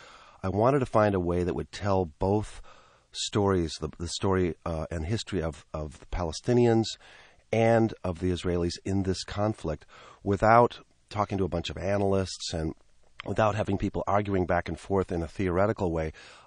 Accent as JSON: {"language": "English", "town": "Milwaukee", "region": "Wisconsin", "country": "United States", "tie": "born or raised there", "said": "growing up in Milwaukee, we had family friends that had just barely managed to escape Amsterdam."}